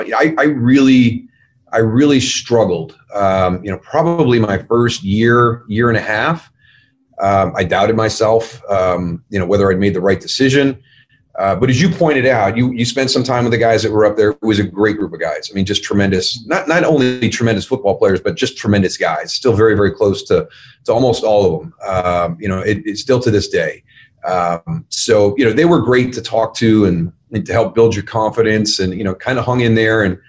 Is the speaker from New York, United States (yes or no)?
yes; 45 minutes north of Buffalo, upstate New York, United States; moved away as an adult; also born or lived in Syracuse; So I'm actually 45 minutes north of Buffalo